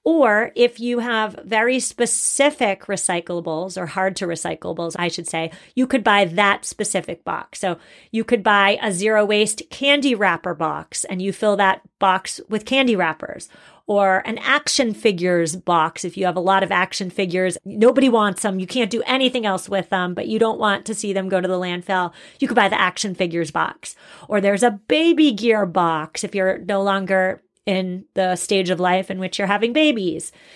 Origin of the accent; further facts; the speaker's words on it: Massachusetts, United States; I'm from Massachusetts and everybody drinks Dunkin' Donuts